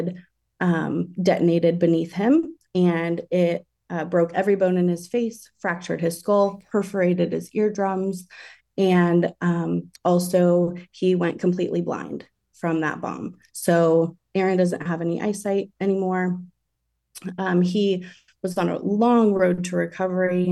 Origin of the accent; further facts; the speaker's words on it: Denver, Colorado, United States; also born or lived in San Francisco Bay Area, California; now in Florida, United States; I was born and raised in Denver, Colorado, and then lived in the San Francisco Bay Area for a while.